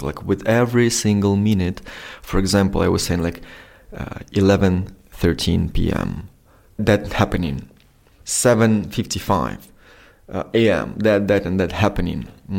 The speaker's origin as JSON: {"language": "English", "town": "Donetsk", "region": "Donetsk Oblast", "country": "Ukraine", "tie": "born or raised there", "second_language": "English", "moved": "as an adult", "lives_now": "Kyiv, Ukraine", "said": "I'm originally from Donetsk"}